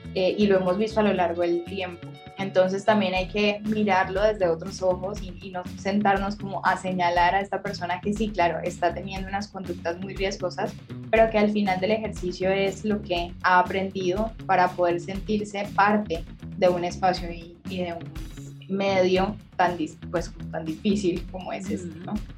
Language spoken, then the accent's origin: Spanish; Cali, Valle del Cauca, Colombia; soy caleña